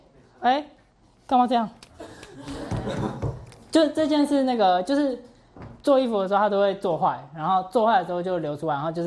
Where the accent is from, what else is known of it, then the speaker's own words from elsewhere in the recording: Taipei, Taiwan; 我台北人，